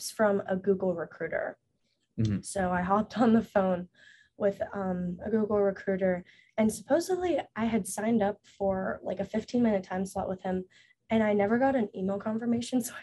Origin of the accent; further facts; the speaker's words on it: Knoxville, Tennessee, United States; moved away as an adult; also born or lived in China; now in Los Angeles, United States; I'm from Knoxville, Tennessee, but originally adopted from China